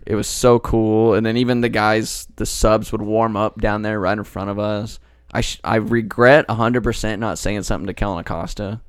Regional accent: Dallas, Texas, United States; I'm from Dallas

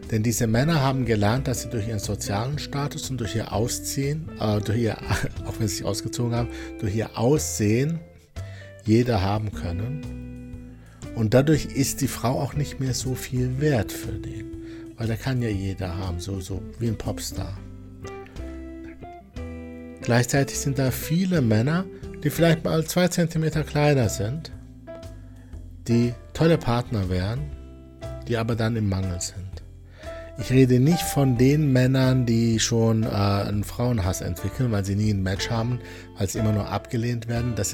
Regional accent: Wuppertal, North Rhine-Westphalia, Germany; born there; ich bin ja gebürtiger Wuppertaler, er sollte Schwebebahnfahrer sein.

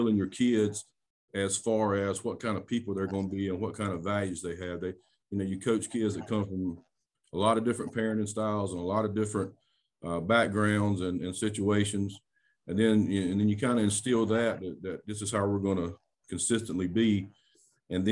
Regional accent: Duplin County, North Carolina, United States; I'm from Duplin County. I was born and raised in Facing right there near you

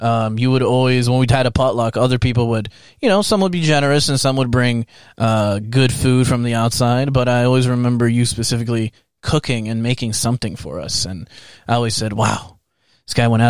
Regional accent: Canada; we're Canadian.

